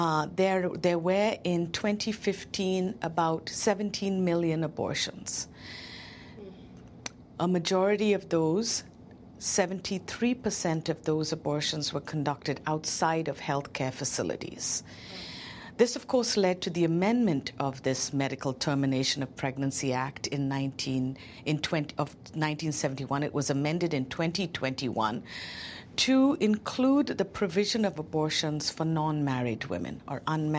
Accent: India; as an Indian Christian

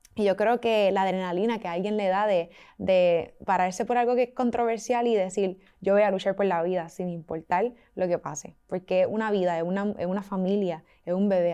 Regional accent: Puerto Rico; somos de Puerto Rico, la isla del encanto

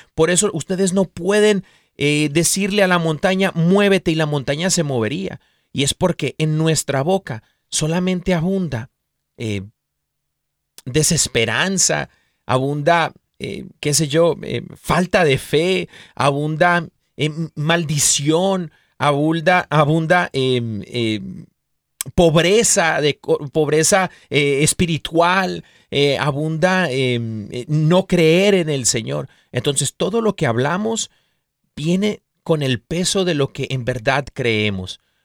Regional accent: Mexico; quien somos como mexicanos, como cultura

